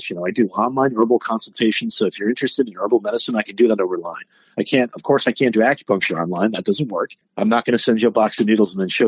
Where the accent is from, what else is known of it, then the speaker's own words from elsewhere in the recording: New England, United States; People, aren't you cold? I'm like, nah, I'm from New England. It's 50 out. I'm in the hot tub.